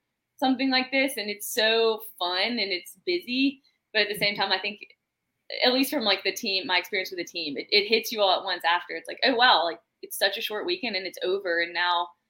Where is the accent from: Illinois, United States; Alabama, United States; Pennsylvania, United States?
Alabama, United States; Birmingham; I'm from Birmingham, Alabama.